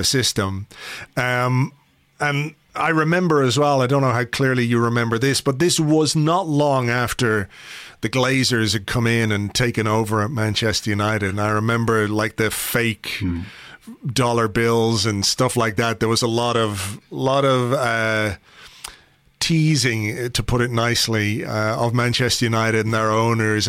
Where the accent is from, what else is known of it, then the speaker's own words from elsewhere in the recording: Ireland; as an Irishman